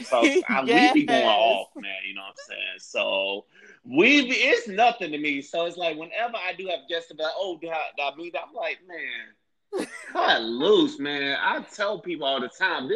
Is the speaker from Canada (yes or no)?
no; St. Petersburg, Florida, United States; my hometown of St. Petersburg, Florida